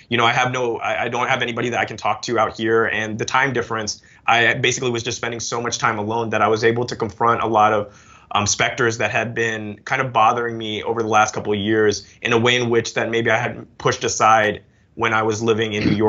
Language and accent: English; Hong Kong; also born or lived in United Kingdom; So I'm originally from the UK, but I moved to Hong Kong when I was 6, so I lost my accent.